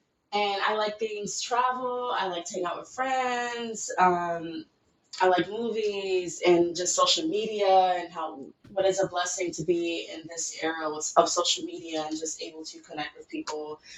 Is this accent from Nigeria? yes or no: yes; Nigeria; now in Los Angeles, United States; I'm 22 years old, living in Los Angeles. I'm Nigerian.